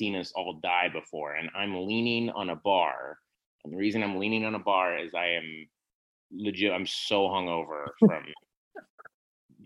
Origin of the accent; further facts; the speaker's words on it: Oklahoma, United States; growing up in Oklahoma